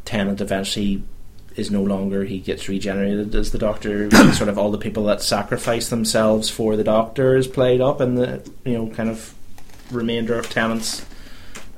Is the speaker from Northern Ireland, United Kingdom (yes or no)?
yes; Belfast, Northern Ireland, United Kingdom; We're from Belfast. We're where the ship was bloody made